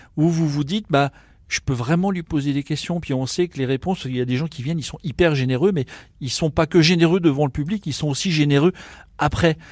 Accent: Vesoul, Bourgogne-Franche-Comté, France; also born or lived in Burgundy; now in Nancy, France; je suis bourguignon et j'ai grandi à Vesoul

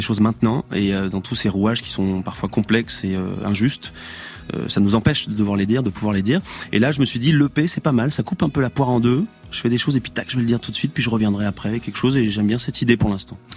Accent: Ardèche, Auvergne-Rhône-Alpes, France; moved away; also born or lived in Paris / Drôme; je viens d'Ardèche.

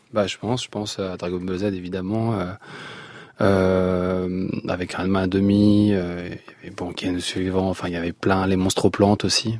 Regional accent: Blida, Blida Province, Algeria; moved away; je suis né à Blida

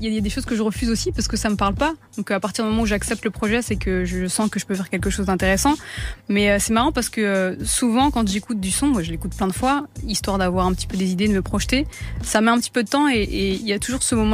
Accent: Tunisia; c'est évidemment un, continent que j'affectionne énormément, étant donné que je suis tunisienne.

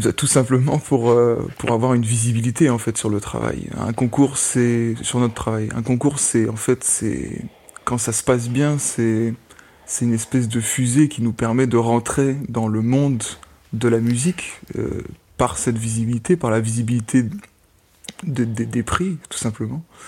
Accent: France; first language French; moved away as an adult; also born or lived in Amsterdam, Netherlands; now in Germany; en tant que Français, j'habite actuellement en Allemagne, j'ai étudié à Amsterdam

